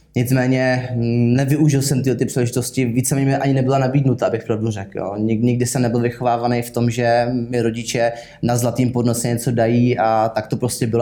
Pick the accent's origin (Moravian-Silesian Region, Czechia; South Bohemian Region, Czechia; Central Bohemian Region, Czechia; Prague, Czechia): South Bohemian Region, Czechia; Kaplice; pocházím z Kaplice, což je malá vesnice, kousíček za Českým Krumlovem směrem k rakouským hranicím